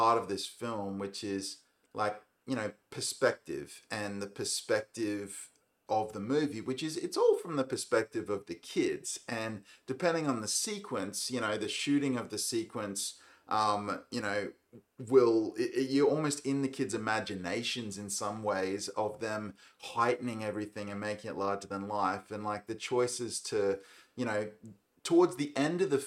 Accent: Australia; as an Australian

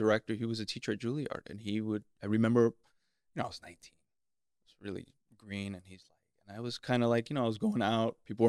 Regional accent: Miami, Florida, United States; Miami, La Florida.

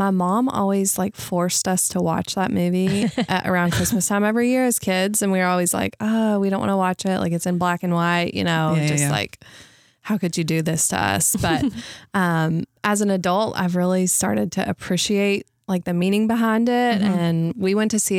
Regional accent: Madisonville, Kentucky, United States; now in Owensboro, United States; I grew up in Madisonville, so not too far from here

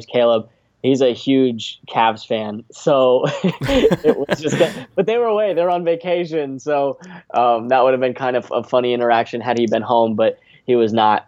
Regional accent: Las Vegas, Nevada, United States; moved away as an adult; also born or lived in Irvine, California / Valparaiso, Indiana; now in Orlando, United States; I was born in Southern Cal, Irvine, California. And we moved to Vegas when I was four, and I lived my entire life there until I went to college in Valpo.

